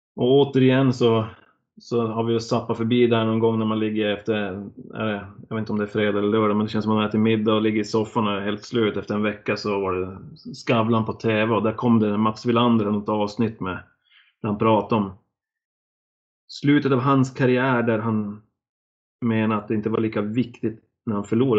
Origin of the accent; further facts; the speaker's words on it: Norrland, Sweden; moved away as an adult; also born or lived in Blekinge; som norrlänning kommer ner till Blekinge